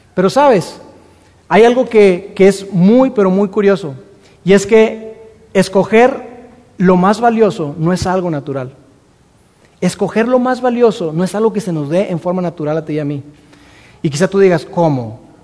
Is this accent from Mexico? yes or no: yes; Mexico; nosotros como mexicanos